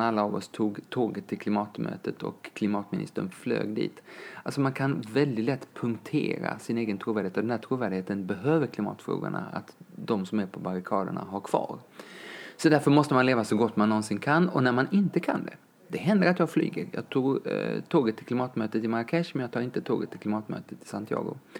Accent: Lund, Skåne, Sweden; moved away; also born or lived in Kenya; jag är uppväxt i Lund med min mamma

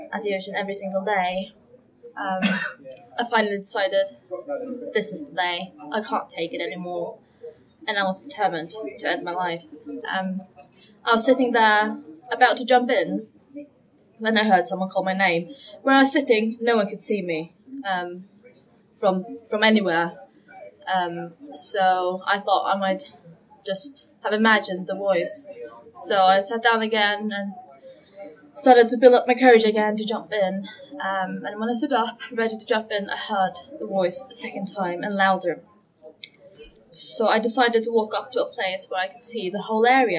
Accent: Faroe Islands; I'm from the Faroe Islands, which is up north between Iceland and Scotland. I grew up in a Christian family

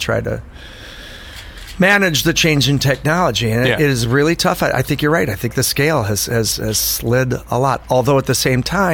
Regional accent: Chicago, Illinois, United States; moved away as an adult; also born or lived in New York; I'm living on Austin Avenue in Oak Park

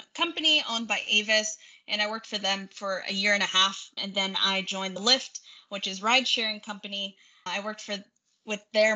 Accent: Central California, United States; now in San Diego, United States; my hometown, which is Central California

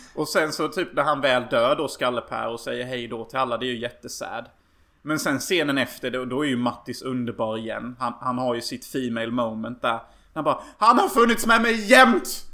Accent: Unnaryd, Halland County, Sweden; jag och min bror faktiskt lekte förr i tiden i Unnaryd. Som typ ser ut som Lillköping nästan gör. Eh, så där jag växte upp

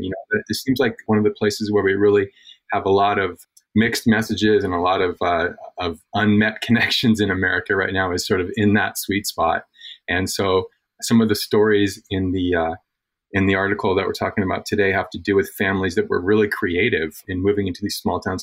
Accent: Alaska, United States; moved away; also born or lived in Mendocino County, California; I grew up in Alaska, but I spent a bunch of time working in rural California in Mendocino County

